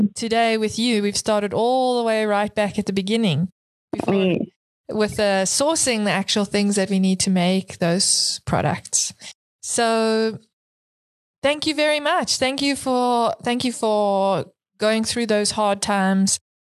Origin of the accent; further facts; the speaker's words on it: South Africa; as a fellow South African